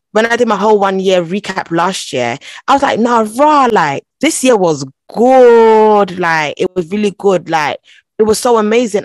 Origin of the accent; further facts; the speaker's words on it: London, United Kingdom; first language Twi; I was born in London, actually